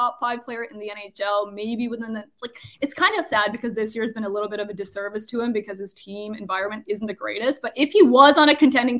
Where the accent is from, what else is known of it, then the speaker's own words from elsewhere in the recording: Toronto, Ontario, Canada; even though that's my hometown.